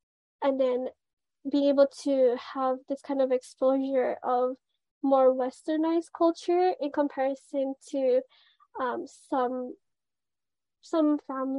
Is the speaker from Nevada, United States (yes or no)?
no; Waianae, Hawaii, United States; growing up in Waianae